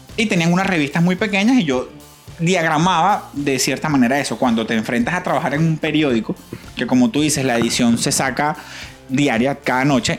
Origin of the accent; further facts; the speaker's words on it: Valencia, Carabobo, Venezuela; moved away as an adult; now in Florida, United States; yo soy de Valencia